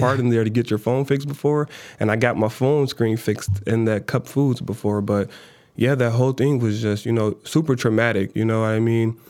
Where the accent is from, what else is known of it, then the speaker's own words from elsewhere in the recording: Minnesota, United States; also born or lived in Chicago, Illinois; she moved us from Chicago to Minnesota